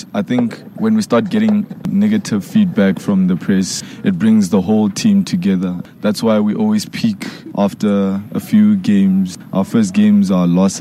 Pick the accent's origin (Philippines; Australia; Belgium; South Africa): South Africa; Tzaneen, Limpopo; now in Pretoria, South Africa; growing up in Tzaneen, it was, you know, a basic suburban area.